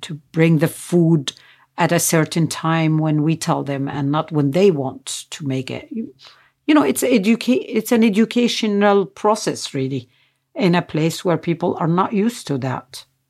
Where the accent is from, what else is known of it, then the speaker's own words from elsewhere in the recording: Nazareth, Northern District, Israel; I was born in Nazareth